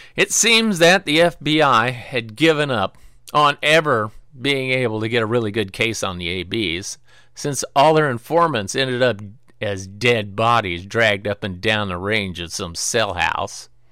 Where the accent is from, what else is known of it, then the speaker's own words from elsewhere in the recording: Pacific Northwest, United States; moved away; also born or lived in Marion, Illinois; I was raised in a small town in the, near the woods in the Pacific Northwest